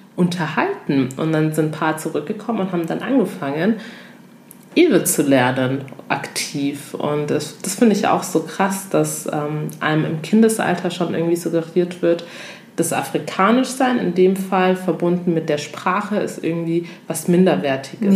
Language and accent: German; Lindau, Bavaria, Germany; accent: German; Ich bin in Deutschland geboren, komme ursprünglich aus Togo. Sprich, ich habe mein ganzes Leben lang in Deutschland gelebt